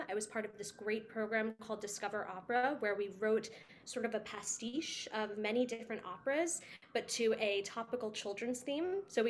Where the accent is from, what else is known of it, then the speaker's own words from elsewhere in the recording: New York City, New York, United States; I grew up in the New York City public school system